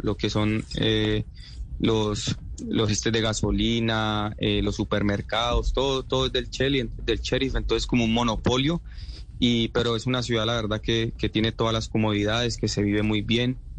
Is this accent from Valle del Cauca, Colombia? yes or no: yes; Cali, Valle del Cauca, Colombia; moved away as an adult; now in Moldova; soy de Cali